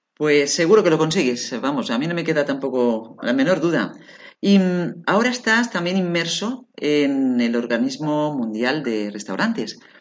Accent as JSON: {"language": "Spanish", "town": "Barcelona", "region": "Catalonia", "country": "Spain", "tie": "born or raised there", "moved": "yes", "lives_now": "Alicante, Spain", "said": "nací en Barcelona? Soy de Barcelona"}